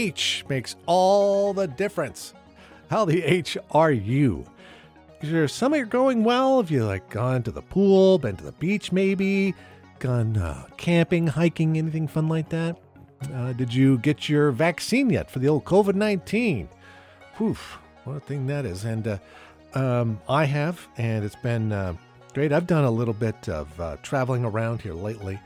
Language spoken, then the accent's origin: English; Yakima, Washington, United States; also born or lived in Ellensburg; I grew up in Yakima, went to school in Ellensburg